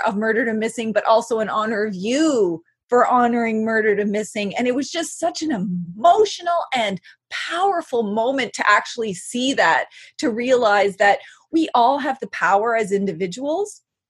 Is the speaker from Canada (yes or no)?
yes; Canada; I went to a school to go speak about Mi'kmaq sovereignty, because I'm from the Mi'kmaq Nation.